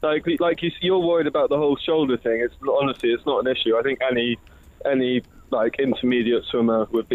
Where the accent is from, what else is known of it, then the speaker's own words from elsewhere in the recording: Spain; I grew up in Spain